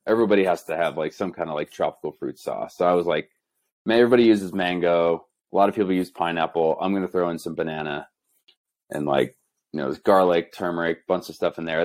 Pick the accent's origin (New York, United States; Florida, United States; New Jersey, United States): New Jersey, United States; moved away as an adult; also born or lived in Boulder, Colorado; now in Denver, United States; I grew up in New Jersey.